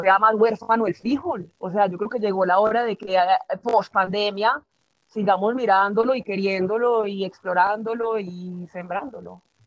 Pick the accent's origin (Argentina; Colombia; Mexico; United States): Colombia; Antioquia; aquí en Antioquia, de donde soy